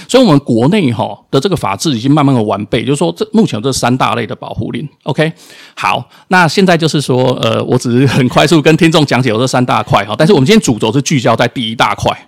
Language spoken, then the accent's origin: Chinese; Taiwan; 我们出生在这块土地上